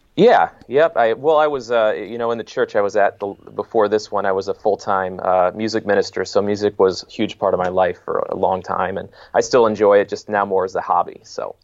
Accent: Detroit, Michigan, United States; moved away as an adult; also born or lived in Long Island, New York; I was born and raised in the Metro Detroit area in Michigan

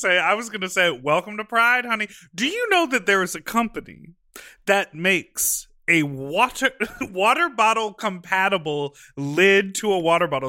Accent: Lake Michigan, Midwest, United States; went to the local beach in Lake Michigan in my hometown.

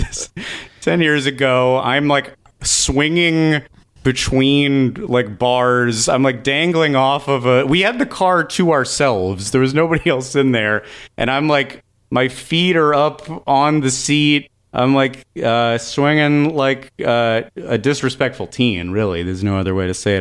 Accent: California, United States; I'm from California

